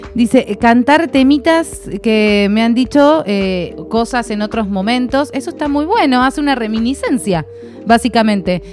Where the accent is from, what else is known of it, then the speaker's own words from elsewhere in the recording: Santa Fe, Argentina; yo soy santafesina